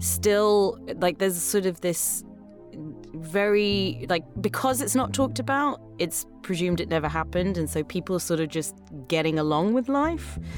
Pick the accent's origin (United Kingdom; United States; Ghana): United Kingdom; London; accent: British; moved away; I grew up in England, uh, which is, well, in London